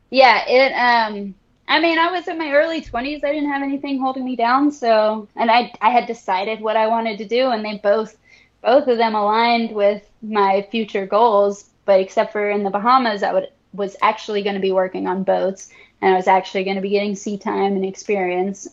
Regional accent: Destin, Florida, United States; also born or lived in Orlando / Guam; I grew up fishing in the Gulf out here in Destin, Florida

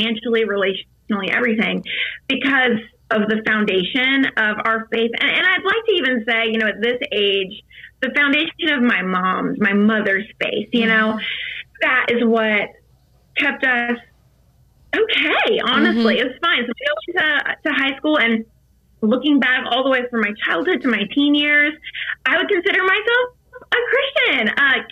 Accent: Virginia, United States; I grew up in Virginia on a lake

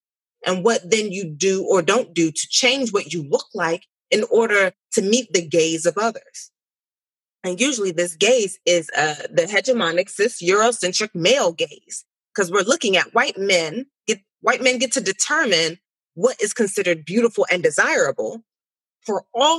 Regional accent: United States; I'm Nigerian American, so I'm first gen born to this country. So I was born here and I was raised here, but I was raised by parents who immigrated here.

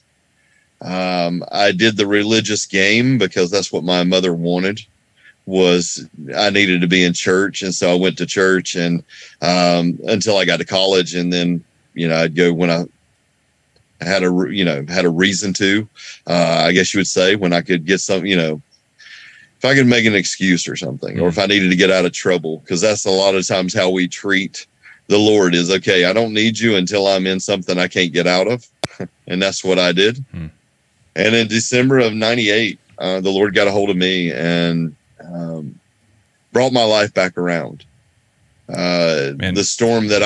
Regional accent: North Carolina, United States; I grew up here in North Carolina, where I still live.

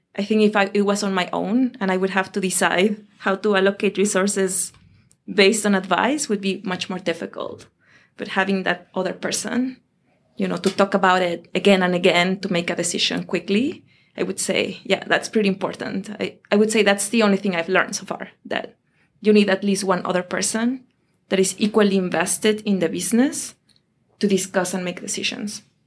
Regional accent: Mexico City, Mexico; moved away as an adult; also born or lived in Europe / Asia; now in Boston, United States; I am from Mexico

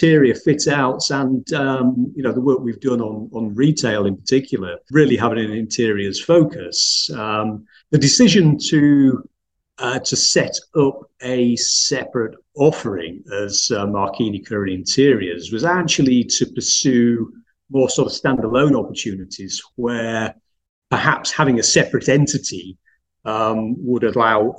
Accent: Yorkshire and the Humber, United Kingdom; also born or lived in New Zealand; now in Nottingham, United Kingdom; I'm originally from Yorkshire, so I've sort of come down here, down south for me

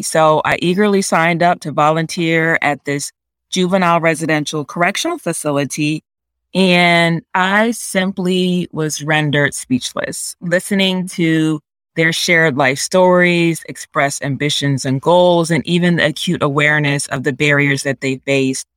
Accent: Delaware, United States; I was actually born and raised in Delaware

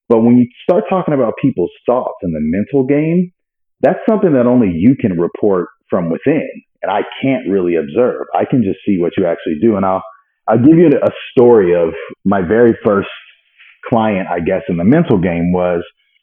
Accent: Pasadena, California, United States; I was born and raised in Pasadena, California

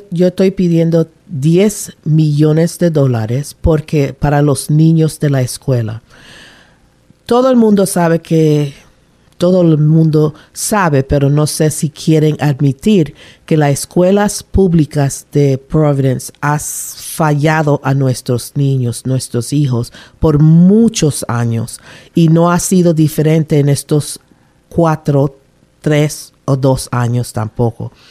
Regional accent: Panama; now in Rhode Island, United States; Yo nací en Panamá, me crié en Panamá hasta que mi papá se decidió retirarse del um, military, del army, y regresó para Rhode Island, donde él es, su familia está aquí.

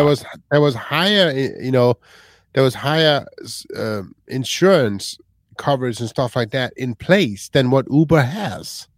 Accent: Michigan, United States; now in Grand Rapids, United States; We are from Michigan. We are in Grand Rapids

